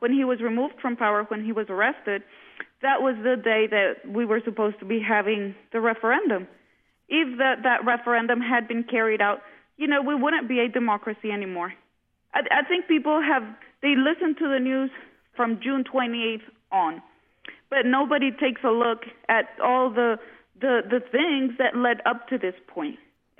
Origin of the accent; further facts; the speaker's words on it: Honduras; also born or lived in United States; Yes, I was. I lived on and off about 12 years in the U.S., and for the past 4 years, we have been in Honduras again.